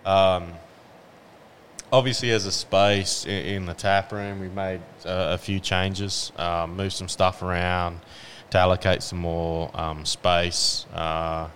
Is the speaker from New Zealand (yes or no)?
no; Western Australia, Australia; also born or lived in Houston; now in Tasmania, Australia; I'm originally from the West Coast, from WA.